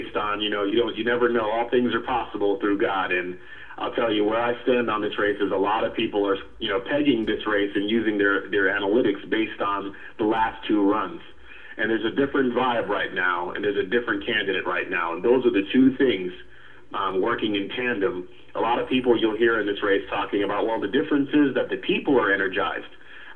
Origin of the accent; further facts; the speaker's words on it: Connecticut, United States; now in Atlanta, United States; Was born and raised in Connecticut